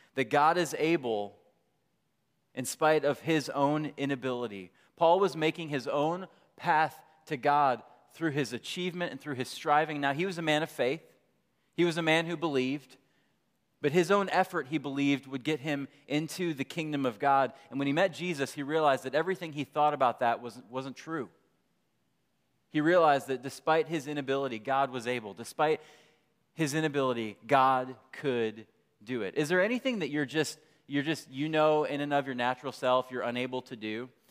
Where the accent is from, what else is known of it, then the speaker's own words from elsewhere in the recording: Michigan, United States; moved away; I grew up in, I grew up in Michigan